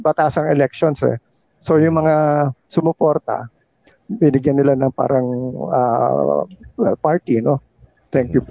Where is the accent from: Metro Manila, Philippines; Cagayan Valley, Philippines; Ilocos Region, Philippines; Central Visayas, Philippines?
Metro Manila, Philippines; Manila; I grew up in Malacanang